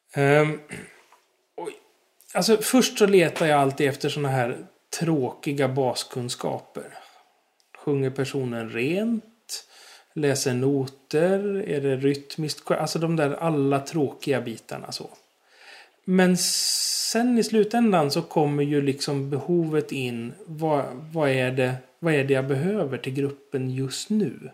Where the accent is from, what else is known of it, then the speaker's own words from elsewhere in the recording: Stockholm, Stockholm County, Sweden; accent: Stockholm dialect; moved away as an adult; now in Gärdsjö, Sweden; Alltså dialekten avslöjar ju att jag kommer från Stockholm